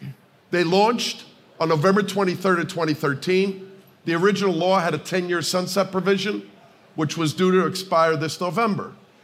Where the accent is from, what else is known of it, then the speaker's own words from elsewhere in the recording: New Jersey, United States; New Jersey is an incredible state. It's my home state.